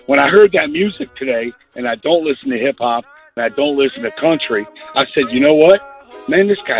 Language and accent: English; Indiana, United States; I'm from Indiana, 100-acre field